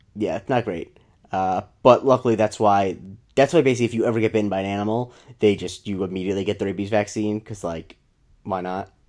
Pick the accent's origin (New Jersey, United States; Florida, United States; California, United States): Florida, United States; born or raised there